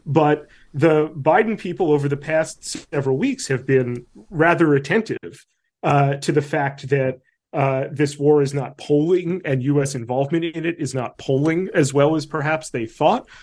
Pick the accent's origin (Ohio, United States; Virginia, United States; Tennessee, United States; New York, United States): New York, United States; I'm also an American and a New Yorker